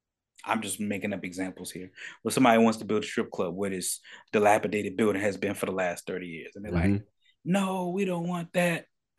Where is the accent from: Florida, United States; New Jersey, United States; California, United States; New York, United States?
New Jersey, United States; Paterson; I grew up in Paterson, New Jersey. I got family, yeah, in North New Jersey.